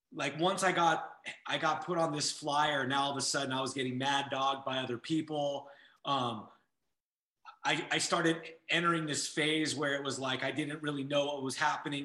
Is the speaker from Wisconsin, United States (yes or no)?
no; Santa Monica, California, United States; now in Las Vegas, United States; I grew up